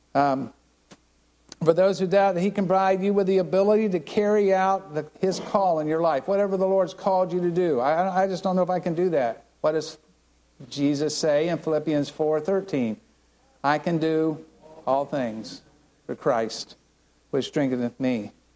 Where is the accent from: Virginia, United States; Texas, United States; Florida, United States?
Florida, United States; Land O' Lakes; I grew up right here in Land Lakes